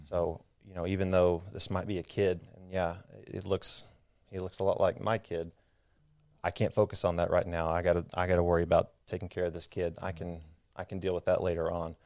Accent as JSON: {"language": "English", "town": "Midland", "region": "Texas", "country": "United States", "tie": "born or raised there", "said": "I grew up out in West Texas in Midland."}